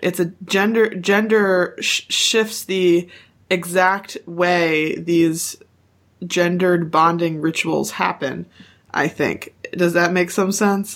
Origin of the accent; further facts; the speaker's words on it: United States; we're all white Americans